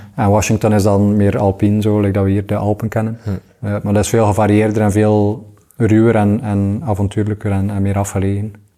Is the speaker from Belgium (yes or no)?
yes; Waregem, Flanders, Belgium; ik ben opgegroeid in Waregem